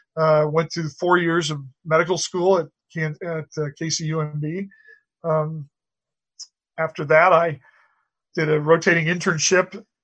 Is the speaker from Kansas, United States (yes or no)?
yes; Colby, Kansas, United States; I'm old now, but when I was young, I was born and raised in Colby, Kansas, out on the Oasis on the Plains out west.